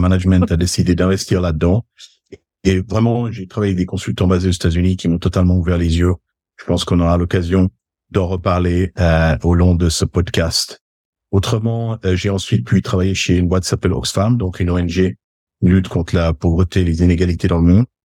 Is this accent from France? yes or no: no; Geneva, Switzerland; je suis né à Genève, euh, de parents d'origine suisse, même si du côté de ma maman, ils étaient italiens. Donc, on a eu un petit peu ces deux cultures dans la famille en grandissant